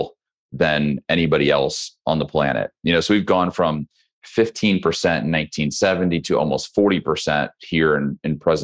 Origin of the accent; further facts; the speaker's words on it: Midwest, United States; moved away as an adult; now in Texas, United States; I'm originally from the Midwest kid. So did not grow up in Texas